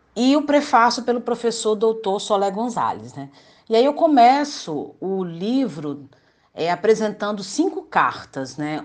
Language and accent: Portuguese; Espírito Santo, Brazil